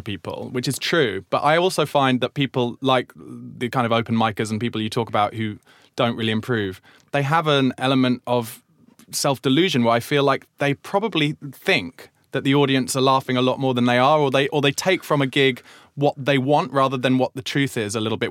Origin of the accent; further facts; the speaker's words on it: Surrey, South East England, United Kingdom; I grew up in Surrey, but not in Croydon